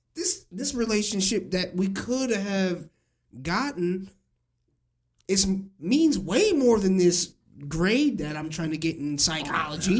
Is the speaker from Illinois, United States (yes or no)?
yes; Springfield, Illinois, United States; growing up in Springfield